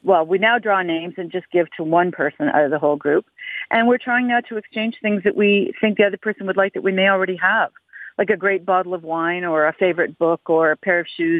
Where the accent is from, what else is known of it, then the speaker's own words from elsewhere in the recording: Canada; being Canadian, being in a cold country